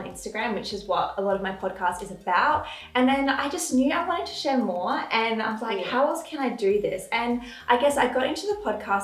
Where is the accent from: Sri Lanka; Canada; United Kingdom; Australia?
Australia; Adelaide, South Australia; My life growing up in Adelaide, when I look back at my childhood, it was very, very wholesome